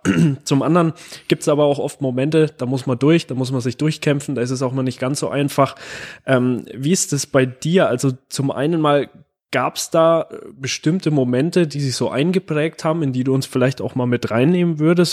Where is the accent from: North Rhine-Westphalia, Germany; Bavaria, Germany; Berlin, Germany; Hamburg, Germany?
Bavaria, Germany; Gerolzhofen; ich komme aus Gerolzhofen